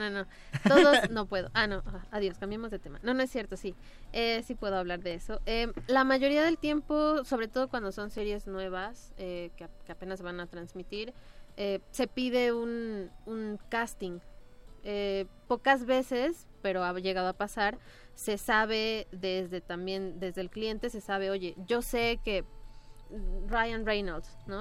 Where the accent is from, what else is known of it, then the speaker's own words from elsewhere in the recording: Mexico; somos mexicanos